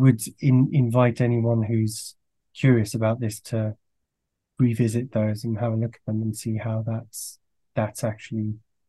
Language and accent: English; France; also born or lived in Belgium; I grew up in France and Belgium, so that has a strong comic culture.